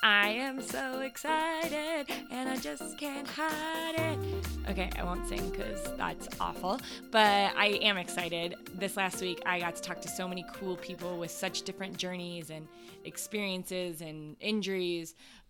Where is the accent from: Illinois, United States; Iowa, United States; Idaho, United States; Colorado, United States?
Colorado, United States; Denver; born or raised there